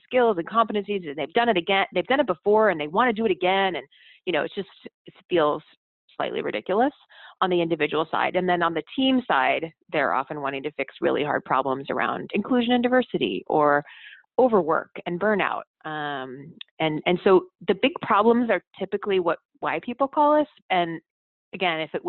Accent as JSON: {"language": "English", "region": "Midwest", "country": "United States", "said": "I'm from the Midwest, where you don't have a high opinion, you don't brag"}